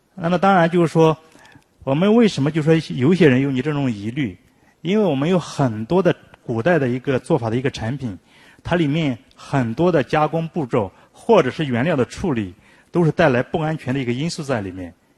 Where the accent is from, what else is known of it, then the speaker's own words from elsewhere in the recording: China; 我们中国人